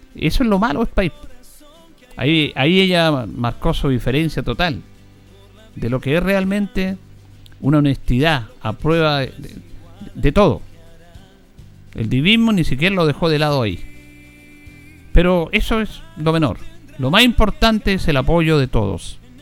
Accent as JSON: {"language": "Spanish", "country": "Chile", "said": "como chilenos"}